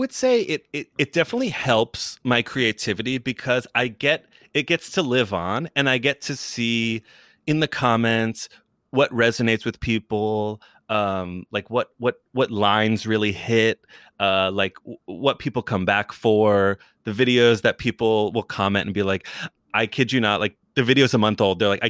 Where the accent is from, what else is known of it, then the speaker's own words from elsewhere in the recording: New York City, New York, United States; now in Los Angeles, United States; I'm from New York, lived in New York, went to college for a second in New York, worked in New York before I moved to LA.